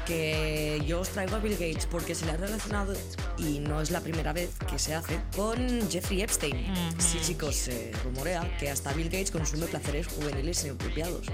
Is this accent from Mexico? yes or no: no; Spain; soy de España y me entra el nacionalismo